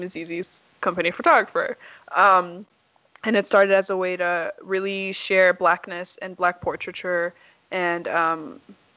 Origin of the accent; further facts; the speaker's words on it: Nashville, Tennessee, United States; also born or lived in Nigeria; now in Texas, United States; So I came here when I was 8 years old. My parents and I lived in Nashville, Tennessee. Went there for middle school, elementary school, and high school, and college